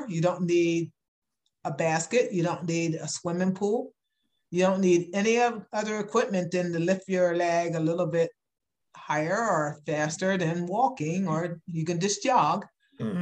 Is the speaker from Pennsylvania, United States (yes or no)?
yes; York, Pennsylvania, United States; I am from Pennsylvania, the state of Pennsylvania, in a little town called York, Pennsylvania